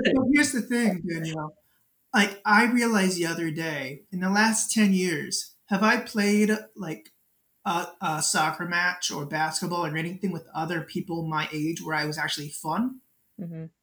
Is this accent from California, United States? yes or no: no; Baltimore County, Maryland, United States; I grew up in Baltimore County